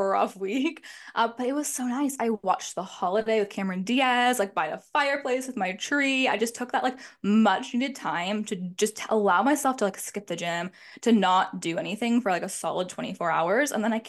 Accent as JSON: {"language": "English", "town": "Toronto", "region": "Ontario", "country": "Canada", "said": "I am 24 years old. I'll be 25 at the end of January. I am from Toronto, Canada"}